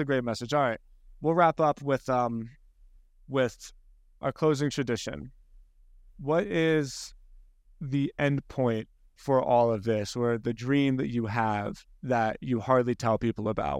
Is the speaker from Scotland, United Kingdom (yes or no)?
yes; Scotland, United Kingdom; I'm Scottish